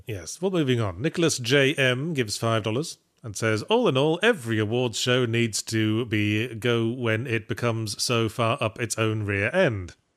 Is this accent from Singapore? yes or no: no; England, United Kingdom; accent: English; now in California, United States; as an English person living in America